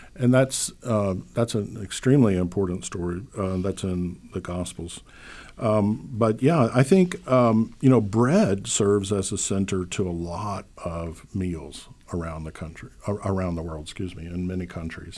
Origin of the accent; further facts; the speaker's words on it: Louisiana, United States; moved away; which is what I grew up with on Easter. Um, down south in Louisiana